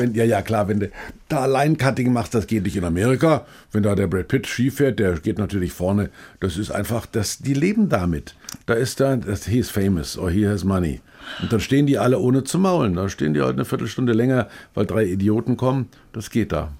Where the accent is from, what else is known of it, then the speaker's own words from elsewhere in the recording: Bamberg, Bavaria, Germany; in Bamberg, meiner Geburtsstadt